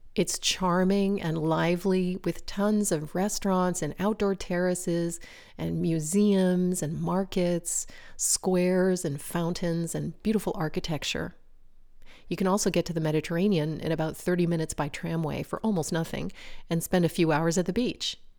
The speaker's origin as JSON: {"language": "English", "country": "United States", "moved": "as an adult", "lives_now": "France", "said": "branded me in some eyes as typically American"}